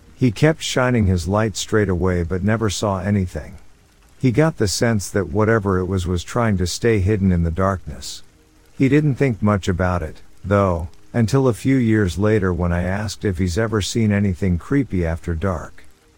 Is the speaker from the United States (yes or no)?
yes; Alaska, United States; My dad lives in West Virginia. I'm from Alaska and have lived here most of my life.